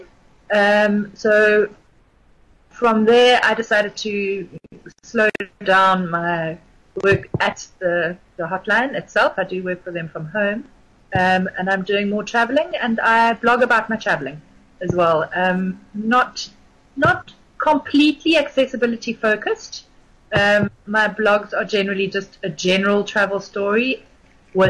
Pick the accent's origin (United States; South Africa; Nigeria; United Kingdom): South Africa; Gauteng; moved away as an adult; also born or lived in Grahamstown, South Africa; now in Cape Town, South Africa; completed my internship as a pharmacist on the mine that I grew up on in Gauteng